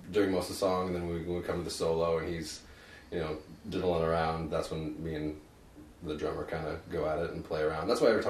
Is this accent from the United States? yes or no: yes; United States; also born or lived in Indianapolis, Indiana / Illinois; now in Canada; I'm originally from the States